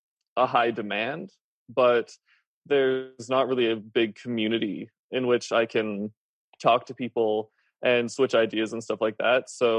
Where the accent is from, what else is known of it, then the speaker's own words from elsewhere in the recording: Canada; I'm Canadian